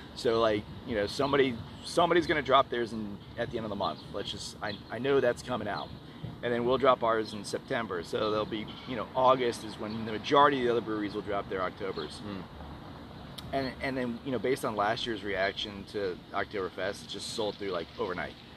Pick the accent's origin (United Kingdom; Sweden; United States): United States; Northeast; now in Houston, United States; I'm from the Northeast